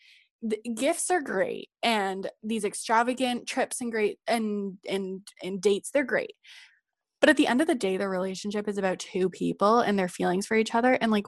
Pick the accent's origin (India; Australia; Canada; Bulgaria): Bulgaria; I, like, because I grew up in Bulgaria, we used to go to Greece every weekend, but I was so young that I don't really remember